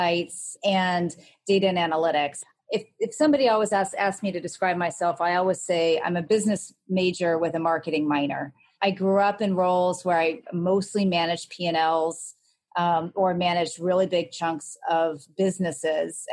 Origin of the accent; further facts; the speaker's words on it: Los Angeles, California, United States; moved away as an adult; also born or lived in New York; I grew up in Los Angeles